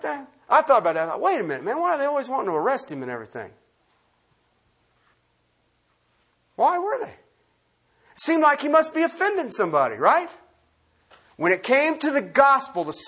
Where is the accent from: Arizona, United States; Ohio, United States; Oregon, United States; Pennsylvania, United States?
Ohio, United States; I grew up in Ohio